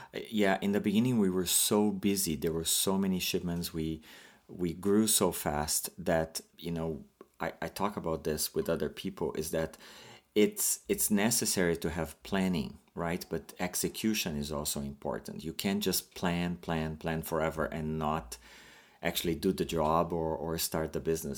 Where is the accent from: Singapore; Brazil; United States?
Brazil; moved away as an adult; now in Canada; I am an immigrant from Brazil, and I moved to Canada by myself.